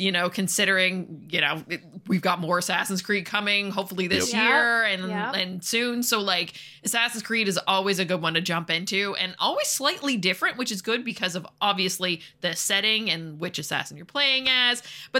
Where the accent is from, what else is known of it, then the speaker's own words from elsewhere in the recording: Canada; But, I mean, come on, we're Canadian. We have to talk about hockey, right?